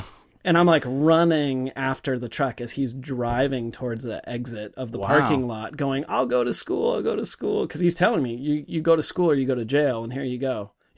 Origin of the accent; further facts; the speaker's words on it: Bellevue, Washington, United States; also born or lived in Seattle; I grew up in Bellevue